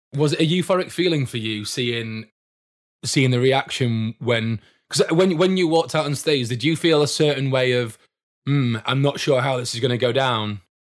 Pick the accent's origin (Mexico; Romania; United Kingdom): United Kingdom; Doncaster, Yorkshire and the Humber; I'm from Doncaster myself